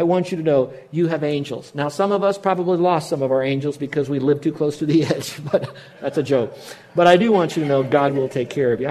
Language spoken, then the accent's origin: English; Miami, Florida, United States; We grew up in Miami